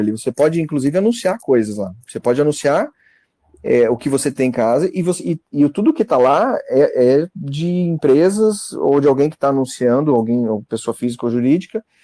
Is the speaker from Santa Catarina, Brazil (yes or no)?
yes; Santa Catarina, Brazil; Eu sou do, eu sou do norte de Santa Catarina, então é uma região, uma cidade pequena aqui.